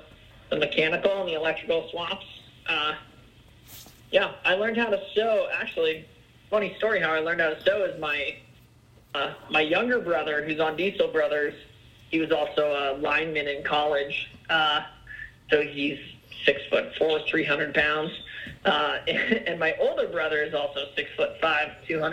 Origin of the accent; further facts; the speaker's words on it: Littleton, Colorado, United States; also born or lived in Englewood, Colorado; Englewood is kind of where, grew up in Littleton